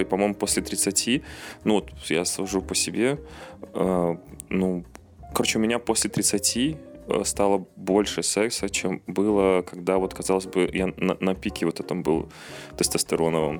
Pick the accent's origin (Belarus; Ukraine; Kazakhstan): Belarus; moved away; все мы белорусы